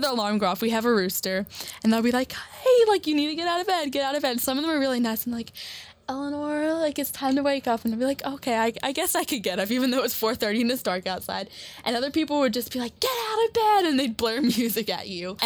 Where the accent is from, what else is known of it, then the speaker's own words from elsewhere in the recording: Lexington, Kentucky, United States; moved away as an adult; now in Columbia, United States; I'm from Lexington, Kentucky